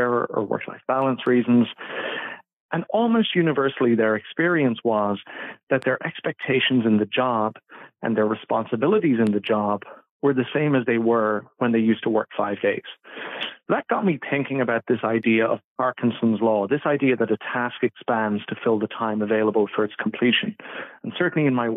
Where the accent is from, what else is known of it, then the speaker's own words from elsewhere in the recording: Ireland; I'm originally from Ireland